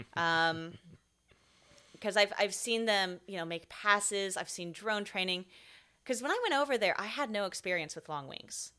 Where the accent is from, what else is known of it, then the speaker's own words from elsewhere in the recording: United States; also born or lived in Scotland; I'm American